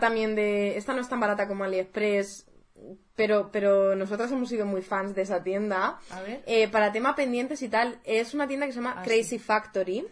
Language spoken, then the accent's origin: Spanish; Madrid, Community of Madrid, Spain; desde Madrid, que nosotras somos de Madrid